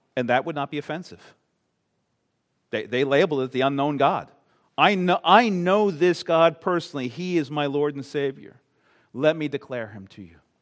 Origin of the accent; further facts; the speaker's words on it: Long Island, New York, United States; now in Maine, United States; I'm not from Maine. I am not a New Englander. I grew up on Long Island, New York.